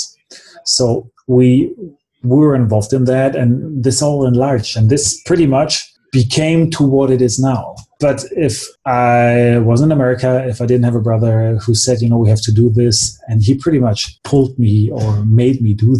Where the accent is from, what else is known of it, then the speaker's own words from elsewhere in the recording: Germany; also born or lived in United States; I'm from Germany, but I went to high school for 1 year in the United States